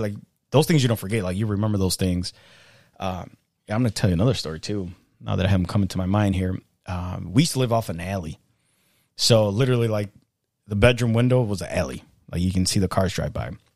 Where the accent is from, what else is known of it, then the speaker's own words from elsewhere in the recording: Chicago, Illinois, United States; also born or lived in Mexico; I actually also grew up, uh, in the city, but I grew up in the south side.